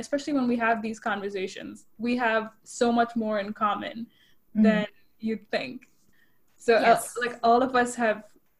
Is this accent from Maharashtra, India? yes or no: no; Chennai, Tamil Nadu, India; first language English; moved away as an adult; now in United States; I grew up in Chennai, so the film scene wasn't huge